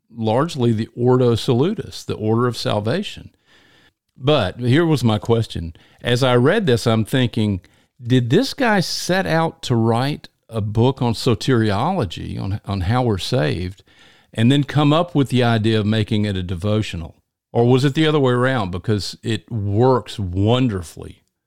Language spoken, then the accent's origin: English; Deep South, United States; in the deep south, where almost everybody you run into is a Christian